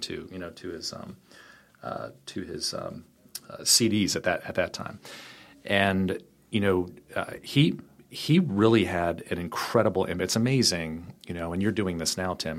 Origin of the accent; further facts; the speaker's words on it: Richmond, Virginia, United States; I am uh, born and raised in Richmond, Virginia